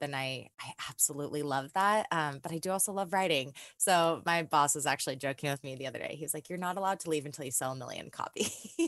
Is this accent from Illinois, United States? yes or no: no; California, United States; moved away as an adult; now in Nashville, United States; I'm originally from California and I moved out to Nashville about two months after the breakup